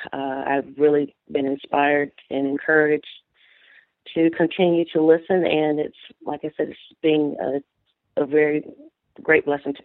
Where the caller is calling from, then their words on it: Brewton, Alabama, United States; I'm calling from Brewton, Alabama.